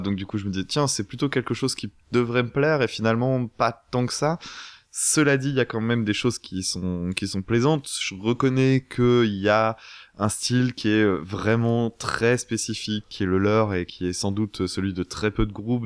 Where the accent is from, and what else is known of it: France